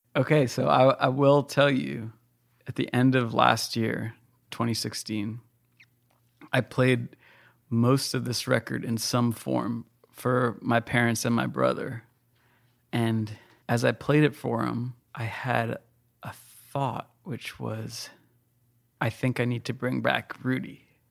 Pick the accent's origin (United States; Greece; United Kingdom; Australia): United States; I live in America and that I'm American and I was born in America, just barely born in America.